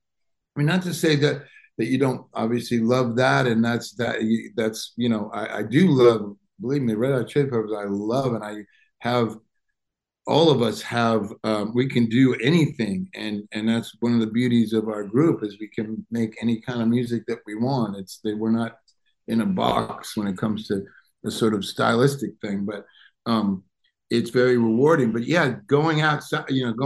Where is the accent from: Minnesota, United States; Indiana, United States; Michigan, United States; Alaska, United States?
Michigan, United States; Detroit; moved away; I grew up outside of Detroit, Michigan.